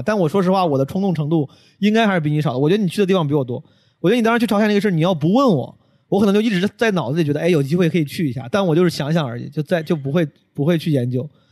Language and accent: Chinese; Henan, China; moved away; 有很多很多五十岁的很多河南人，然后还，还是我老家的